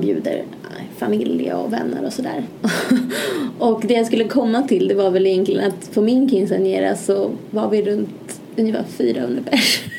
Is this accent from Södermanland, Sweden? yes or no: yes; Malmköping, Södermanland, Sweden; also born or lived in Gävle; Jag är från Malmköping, en liten köping utanför Stockholm, cirka en timme ungefär.